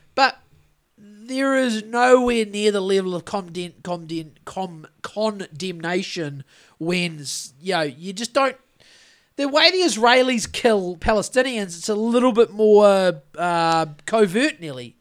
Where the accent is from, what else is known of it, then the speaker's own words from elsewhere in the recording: New Zealand; Being a Kiwi